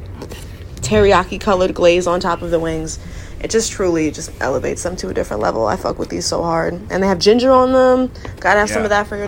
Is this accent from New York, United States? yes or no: yes; New York, United States; I grew up in New York